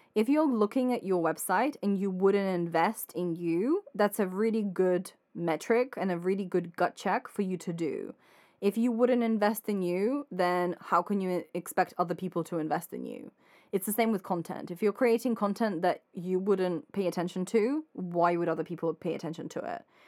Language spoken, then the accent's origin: English; Ukraine; moved away; I'm Ukrainian